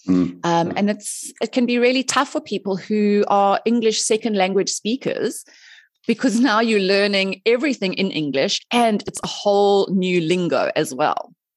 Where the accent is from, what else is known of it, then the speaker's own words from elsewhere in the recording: South Africa; moved away as an adult; also born or lived in Dubai; I am originally from South Africa